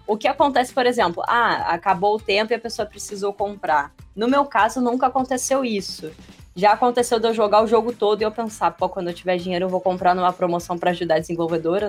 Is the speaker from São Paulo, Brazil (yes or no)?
no; Rio de Janeiro, Brazil; eu sou do Rio de Janeiro